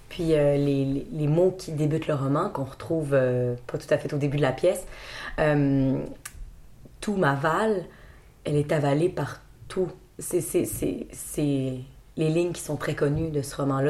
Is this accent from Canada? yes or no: yes; Quebec, Canada; On est Québécois